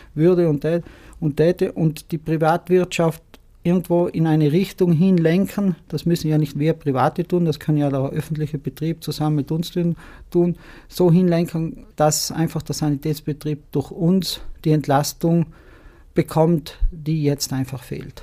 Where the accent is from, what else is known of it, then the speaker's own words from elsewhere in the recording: Martell Valley, Trentino-Alto Adige, Italy; Mein Geburtsort Marteltal.